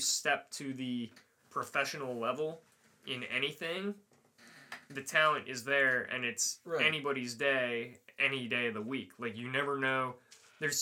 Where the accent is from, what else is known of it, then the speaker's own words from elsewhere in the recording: United States; I'm from America